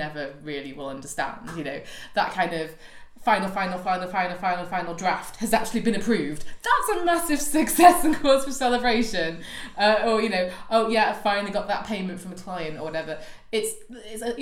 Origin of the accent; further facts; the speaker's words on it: United Kingdom; me being British